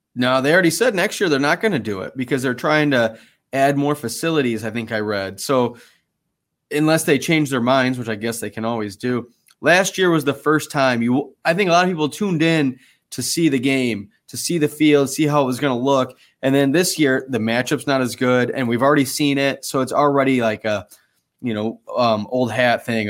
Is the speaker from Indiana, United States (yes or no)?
yes; South Bend, Indiana, United States; growing up in South Bend and being, you know, a Notre Dame fan